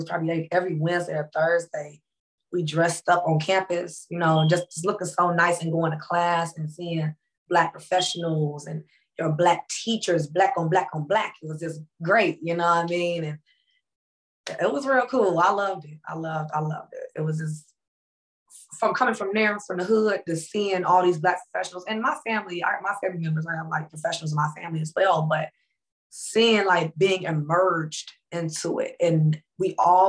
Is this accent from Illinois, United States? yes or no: yes; Phoenix, Illinois, United States; I'm from Phoenix, Illinois.